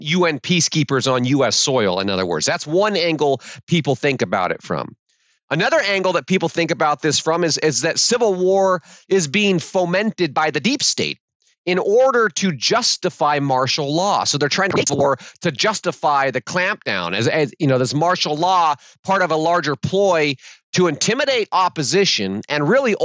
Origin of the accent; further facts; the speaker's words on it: United States; we American patriots